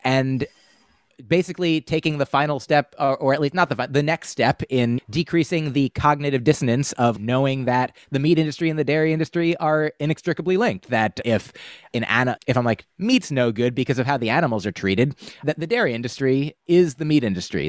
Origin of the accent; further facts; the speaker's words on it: United States; We grew up in the United States